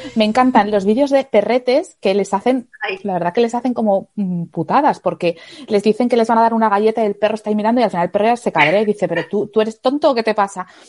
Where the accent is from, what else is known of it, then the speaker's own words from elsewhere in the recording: Asturias, Spain; now in Madrid, Spain; Yo vivo en Madrid, pero soy de Asturias